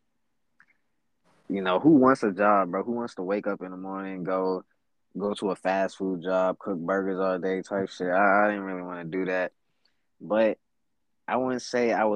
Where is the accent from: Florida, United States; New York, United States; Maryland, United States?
Florida, United States; Florida, my hometown. I'm just so used to Florida.